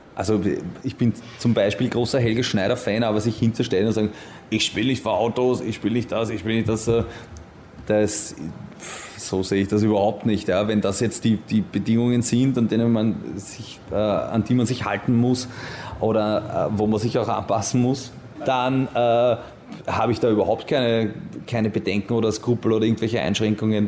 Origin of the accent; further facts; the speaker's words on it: Vienna, Austria; ich bin in Wien-Simmering aufgewachsen